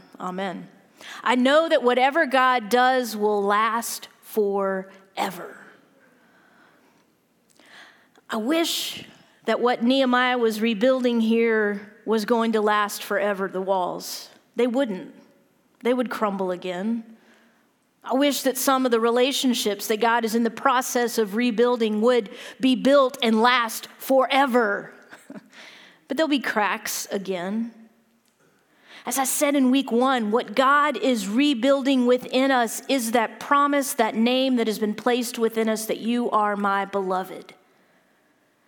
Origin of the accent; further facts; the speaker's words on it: Louisiana, United States; I'm from Louisiana